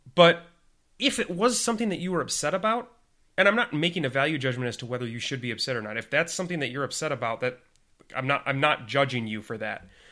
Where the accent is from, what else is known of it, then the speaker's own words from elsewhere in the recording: Minnesota, United States; accent: Minnesotan; my Min-, my Minnesotan accent